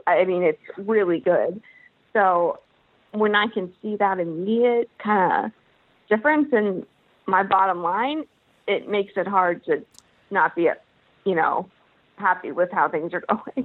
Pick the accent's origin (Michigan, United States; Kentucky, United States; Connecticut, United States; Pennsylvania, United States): Kentucky, United States; I am from Kentucky